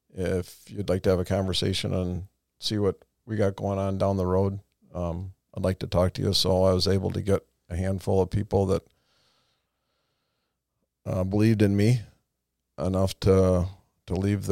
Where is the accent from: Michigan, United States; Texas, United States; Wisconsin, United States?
Wisconsin, United States; Madison; moved away; hometown, my parents still live there